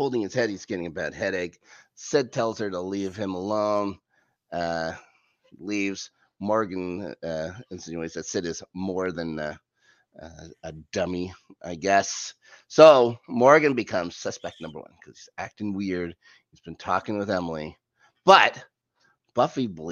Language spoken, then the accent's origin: English; Canada; I grew up in Canada.